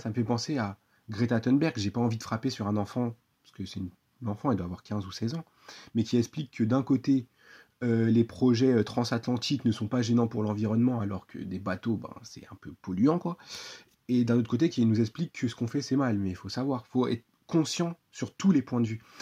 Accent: France; je suis un simple citoyen français

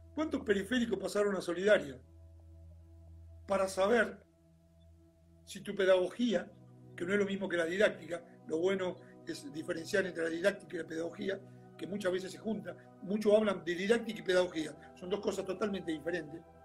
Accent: Argentina; en nuestro país es muy particular en un montón de cosas

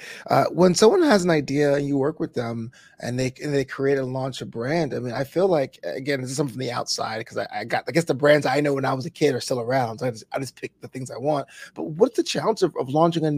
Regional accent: New York City, New York, United States; I'm originally from Brooklyn

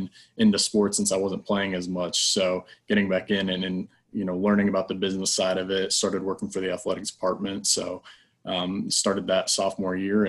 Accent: Columbus, Ohio, United States; I'm originally from Columbus, Ohio

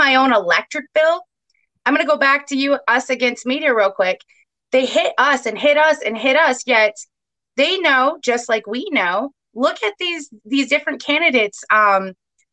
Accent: Kent County, Michigan, United States; I'm from Kent County. I've lived there my entire life.

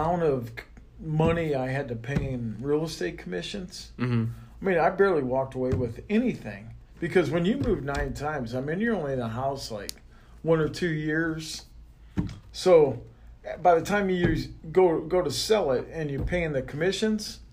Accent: Sergeant Bluff, Iowa, United States; now in St. George, United States; I grew up in a small town called Sergeant Bluff, Iowa.

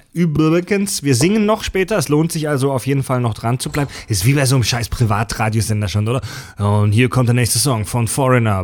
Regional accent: Baden-Württemberg, Germany; moved away; in Baden-Württemberg, in meiner Heimat

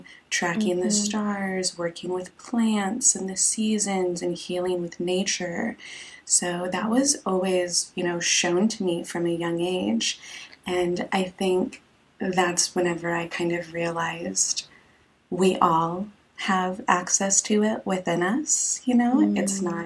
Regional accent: Texas, United States; moved away as an adult; also born or lived in Portland, Oregon; I'm Mexican American, and I was born and raised in Texas

